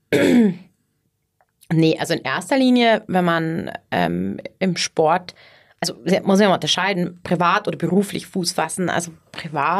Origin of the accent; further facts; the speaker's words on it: Ohlstadt, Bavaria, Germany; also born or lived in Innsbruck / Munich; ich komm hier, ähm, aus der Ecke, aus Ohlstadt, kennen wahrscheinlich die wenigsten, aber, äh, Landkreis Garmisch-Partenkirchen